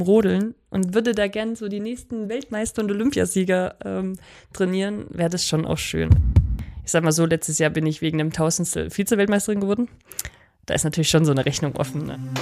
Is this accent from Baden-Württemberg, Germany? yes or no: no; Oberwiesenthal, Saxony, Germany; now in Oberhof, Germany; Zu Hause hier in Oberwiesenthal